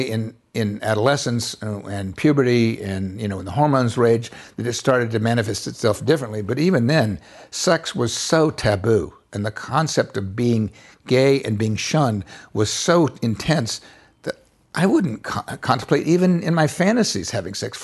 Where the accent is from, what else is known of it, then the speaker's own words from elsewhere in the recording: Bonifay, Florida, United States; I was raised in the Florida Panhandle, an area some people call Florabama